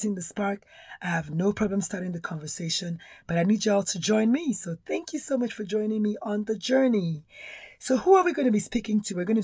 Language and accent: English; Nigeria; accent: Nigerian; now in United States; I'm Nigerian born, if you can tell from the accent.